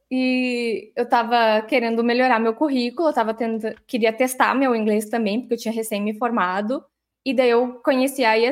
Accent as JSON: {"language": "Portuguese", "town": "Santa Maria", "region": "Rio Grande do Sul", "country": "Brazil", "tie": "born or raised there", "said": "vamos fazer um retrocesso aqui rapidinho, porque eu sou de Santa Maria. Eu estudei em colégio uh, público no início, depois eu"}